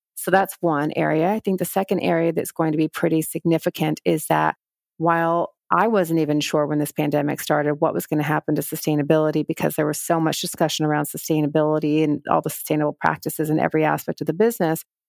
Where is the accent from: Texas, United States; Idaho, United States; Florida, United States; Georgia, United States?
Texas, United States; moved away as an adult; also born or lived in New York; I grew up in Texas at a time when I felt like I needed to fit